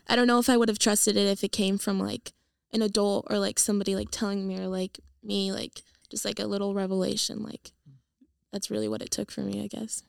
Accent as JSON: {"language": "English", "town": "San Diego", "region": "California", "country": "United States", "tie": "born or raised there", "moved": "yes", "said": "I am from California. I'm from San Diego. I grew up there my whole life"}